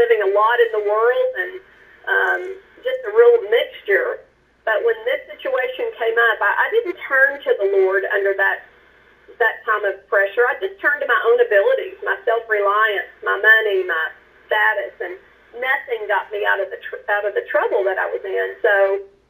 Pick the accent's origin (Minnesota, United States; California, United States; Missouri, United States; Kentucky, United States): Kentucky, United States; western; moved away as an adult; also born or lived in Lexington, Kentucky; now in Dallas, United States; I came from Kentucky, a very small community in western Kentucky, and loved my upbringing